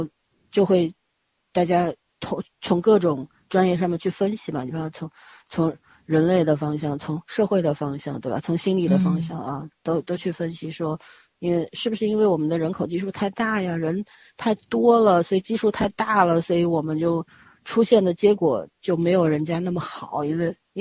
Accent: China; 尤其我们中国人，就是那个经济发展的速度快了之后，人的那个内心，就那种缺失的东西越来越多

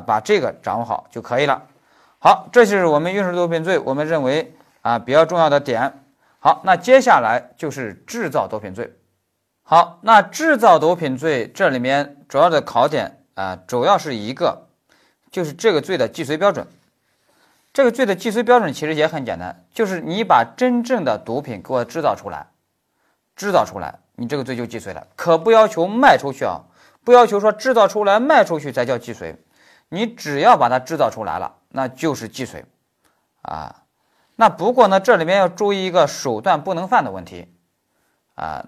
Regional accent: China; moved away as an adult; also born or lived in Germany; 我们中国人

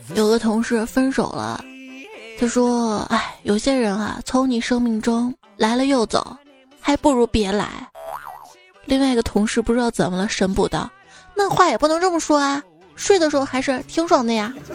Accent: Xi'an, Shaanxi, China; 我们西安

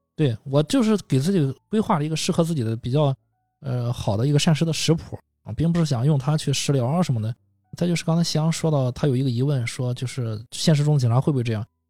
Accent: China; 我们内地人

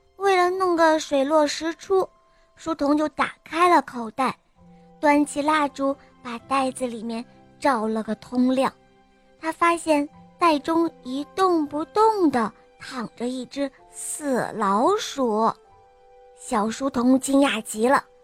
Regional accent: Hebei, China; 我今年五岁了，我来自河北

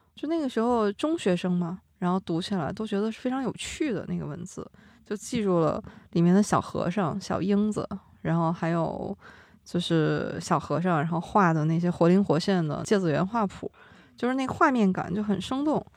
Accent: Yunnan, China; 我们云南

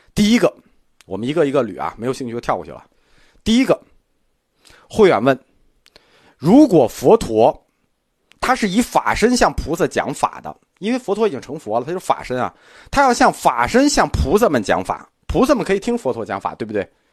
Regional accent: China; 我们中国人

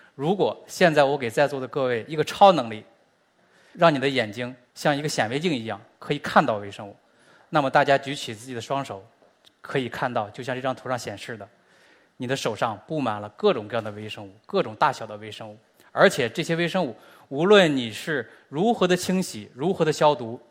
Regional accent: China; 我们中国人和美国人的微生物本身就是不一样的

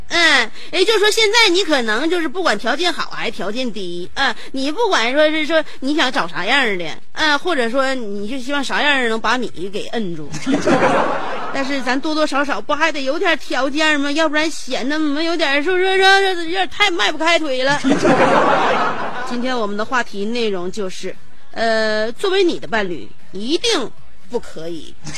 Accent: Shenyang, Liaoning, China; 作为沈阳人呢，东北人呢

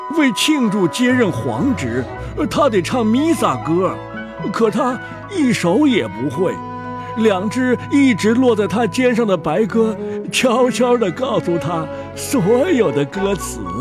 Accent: China; 我们中国人会把他们放在一起

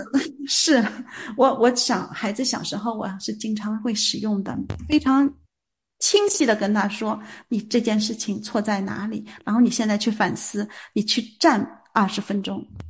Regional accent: China; 我们中国人

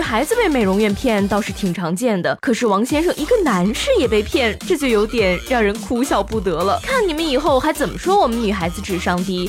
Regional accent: China; 作为一个中国人，我却不会打麻将

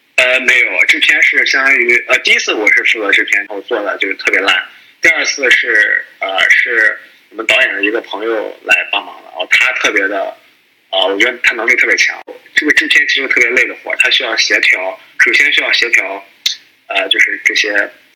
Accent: Qingdao, Shandong, China; moved away as an adult; now in United States; 我也是青岛人，我现在在美国，呃，干程序员儿

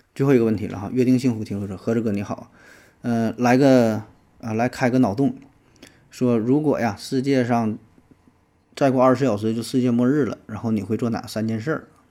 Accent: China; 我们中国人

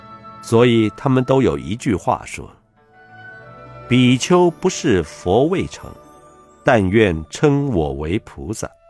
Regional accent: China; 就例如我们中国人经常称人先生

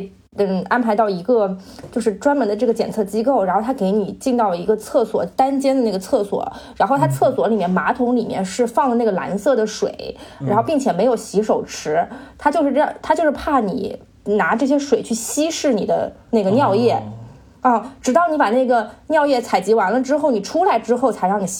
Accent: China; 作为中国人，

